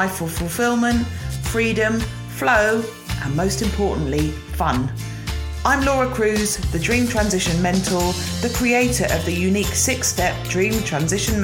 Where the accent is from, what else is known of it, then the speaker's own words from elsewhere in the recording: United Kingdom; as British people